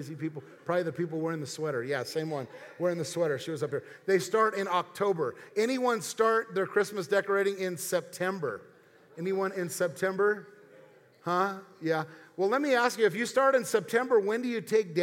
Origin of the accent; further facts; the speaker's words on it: United States; I was raised in the United States of America